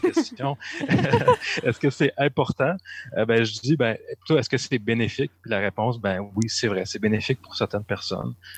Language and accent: French; Sherbrooke, Quebec, Canada; ma ville natale, Sherbrooke